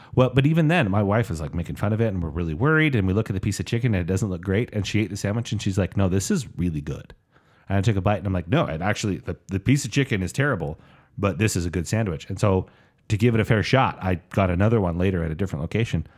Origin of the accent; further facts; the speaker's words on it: Hawaii, United States; I'm Hawaiian